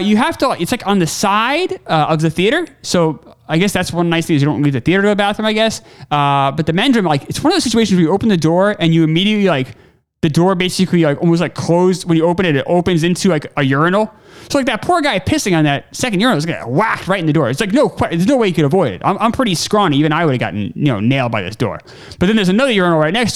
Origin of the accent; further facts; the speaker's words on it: New York, United States; moved away; I grew up in New York